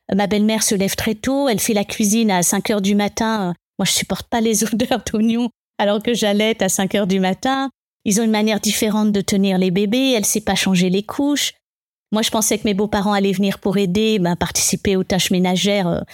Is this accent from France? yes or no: yes; Paris suburbs, Île-de-France, France; moved away as an adult; also born or lived in England / Germany / Argentina; J'ai grandi dans cette banlieue parisienne